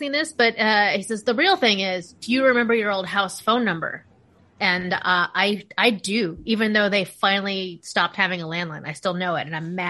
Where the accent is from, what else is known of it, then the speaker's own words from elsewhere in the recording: Phoenix, Arizona, United States; Well, I grew up in Phoenix, which apparently has just always been like a mega city.